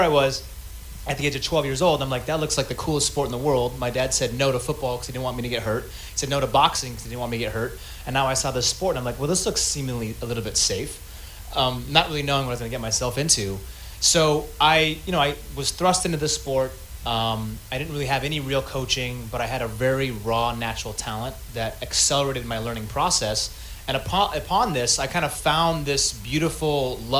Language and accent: English; Seattle, Washington, United States; I'm from Seattle